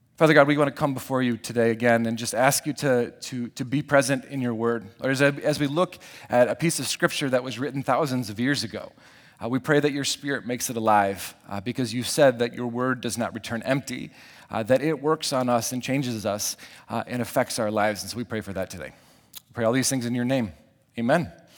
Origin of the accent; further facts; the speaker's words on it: Lake Michigan, Midwest, United States; growing up around Lake Michigan